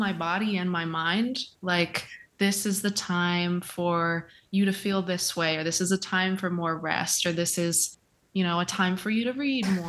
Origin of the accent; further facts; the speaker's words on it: Kentucky, United States; moved away as an adult; also born or lived in Indiana; now in Florida, United States; I was raised in Kentucky